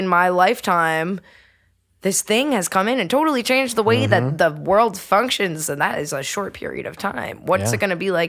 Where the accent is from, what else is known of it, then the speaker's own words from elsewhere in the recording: New England, United States; now in West Virginia, United States; I grew up in New England